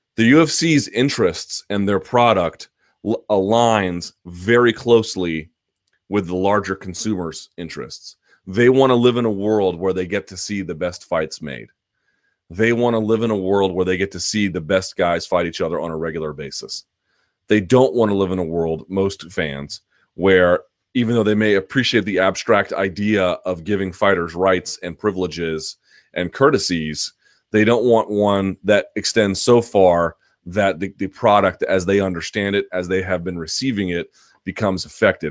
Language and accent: English; Washington, District of Columbia, United States; Foggy Bottom in my hometown